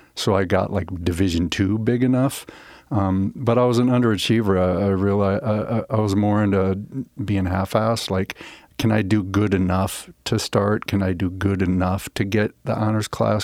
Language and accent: English; Omaha, Nebraska, United States; moved away as an adult; also born or lived in Denver, Colorado / Nashville; I grew up in the Midwest, uh, Omaha, Nebraska